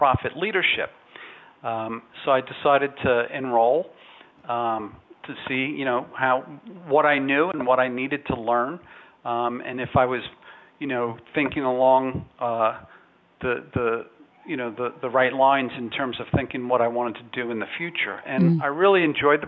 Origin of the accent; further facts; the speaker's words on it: New York City, New York, United States; moved away as an adult; also born or lived in Dallas, Texas; I was born and raised here in New York City